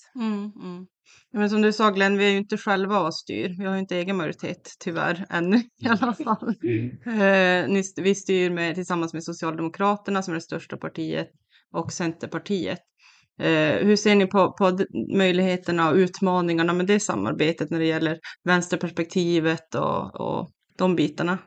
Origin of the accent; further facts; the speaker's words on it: Kiruna, Norrbotten County, Sweden; also born or lived in Värmland / Karlstad; now in Piteå, Sweden; Jag är från Kiruna själv